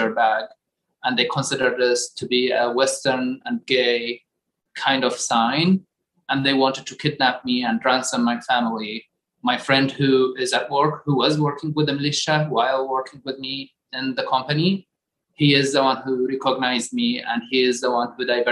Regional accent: Baghdad, Baghdad Governorate, Iraq; moved away as an adult; now in United States; I am from Baghdad, Iraq.

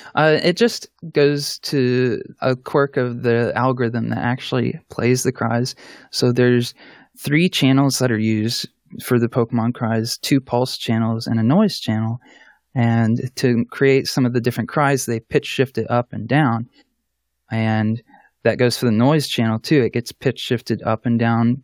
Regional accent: Columbus, Ohio, United States; I'm from Columbus, Ohio, in the United States

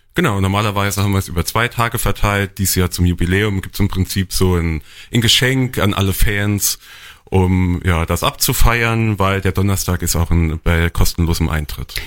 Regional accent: Mittelbollenbach, Rhineland-Palatinate, Germany; ich bin jetzt selbst Mittelbollenbacher, also gebürtiger Daler

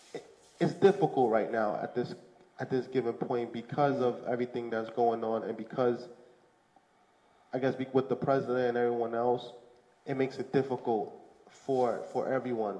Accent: New York City, New York, United States; also born or lived in Canarsie, Brooklyn / Fort Greene, Brooklyn; I came to America at the age of two. I grew up in Bushwick, and I lived in Bushwick from two to the age of 10

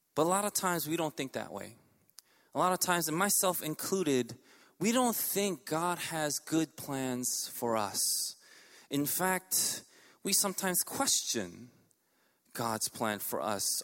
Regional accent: New York City, New York, United States; I grew up in Elmhurst.

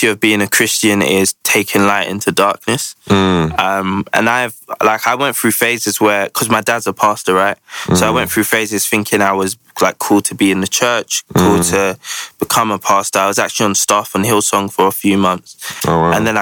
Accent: London, United Kingdom; I grew up in the Ends, Peckham, Camberwell my whole life.

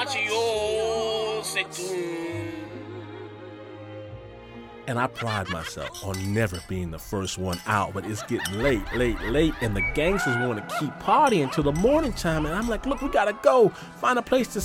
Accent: Midwest, United States; I'm from the Midwest, and in the Midwest, we really just don't know how to get down like

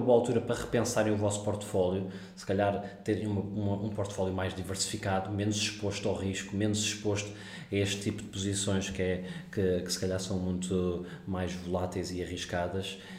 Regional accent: Portugal; moved away as an adult; also born or lived in South Africa / Singapore / Netherlands / London; now in Dubai, United Arab Emirates; sou português

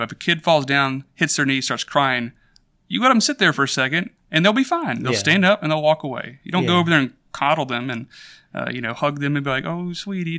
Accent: Hoover, Alabama, United States; So I grew up in Birmingham, Alabama, in a suburb called Hoover. We were in a few other places before that, but that was pretty much my childhood.

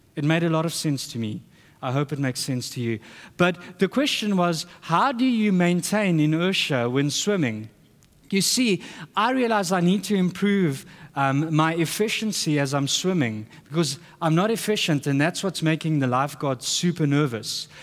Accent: South Africa; moved away; we're from South Africa.

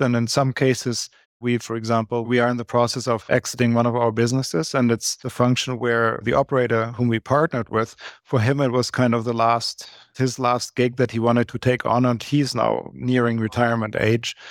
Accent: Germany; moved away as an adult; now in Canada; born and raised in Germany, and I came to Canada about twenty-five, twenty-six years ago in my very early thirties

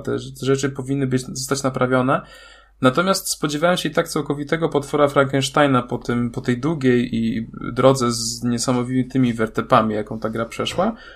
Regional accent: Wrocław, Lower Silesian Voivodeship, Poland; ja jestem z Wrocławia.

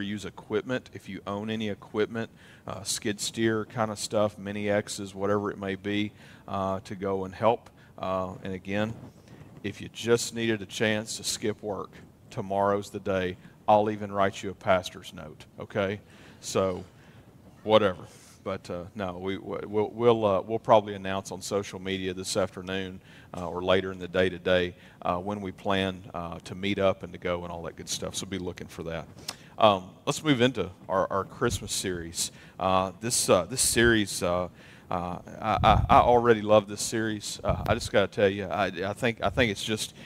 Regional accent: Western Kentucky, United States; moved away; My hometown in Western Kentucky

